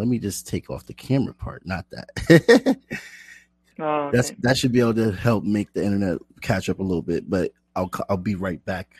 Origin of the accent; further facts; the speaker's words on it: United States; I'm American, so forgive me.